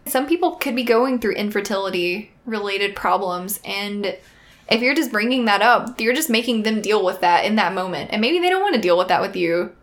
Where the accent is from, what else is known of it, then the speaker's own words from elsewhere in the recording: the South, United States; We're from the South